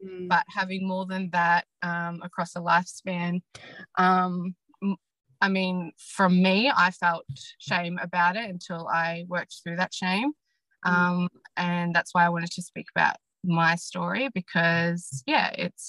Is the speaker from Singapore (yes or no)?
no; Gippsland, Victoria, Australia; I grew up in Gippsland area, and in regional, in a small regional town.